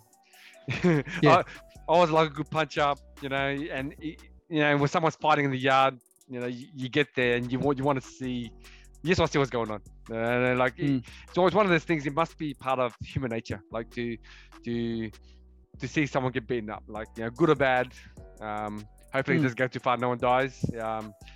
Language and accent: English; Australia; As an Australian